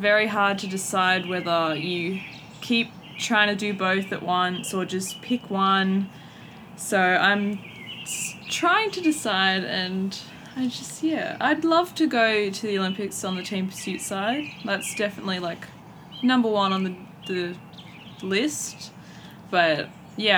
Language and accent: English; Newcastle, New South Wales, Australia; now in Adelaide, Australia; I'm originally from Newcastle, New South Wales, but I've moved down to Adelaide, South Australia